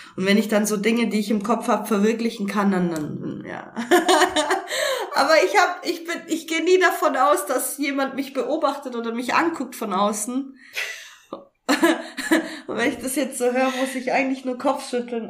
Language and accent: German; Augsburg, Bavaria, Germany; now in Karlsruhe, Germany; wohne mittlerweile in Karlsruhe in einem kleinen Dörfchen und komme eigentlich ursprünglich aus Augsburg her